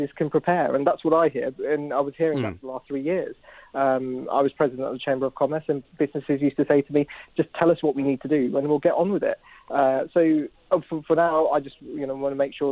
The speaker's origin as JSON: {"language": "English", "region": "West Midlands", "country": "United Kingdom", "said": "I come from the West Midlands"}